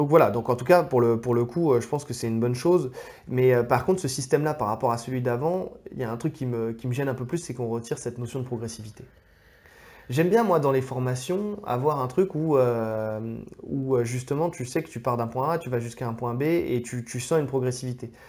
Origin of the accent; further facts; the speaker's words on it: France; on est français